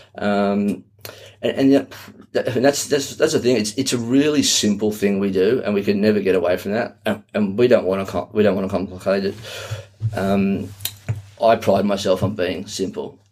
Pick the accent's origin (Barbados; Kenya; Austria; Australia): Australia; from Australia